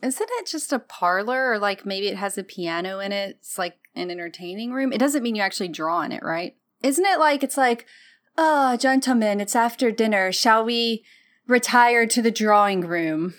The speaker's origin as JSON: {"language": "English", "region": "Mississippi Delta", "country": "United States", "moved": "yes", "lives_now": "Memphis, United States", "said": "I'm from the Mississippi Delta"}